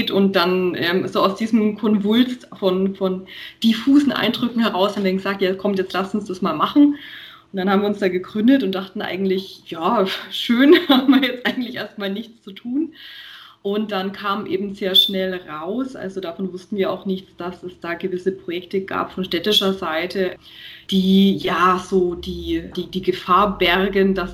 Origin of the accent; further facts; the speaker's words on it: Nuremberg, Bavaria, Germany; ich komme halt aus Nürnberg und ich bin halt hier auch immer gefahren und fahre halt auch hier primär.